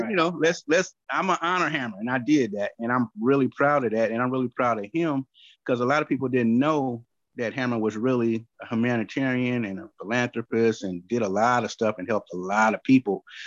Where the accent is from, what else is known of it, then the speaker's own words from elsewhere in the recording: Oakland, California, United States; growing up in Oakland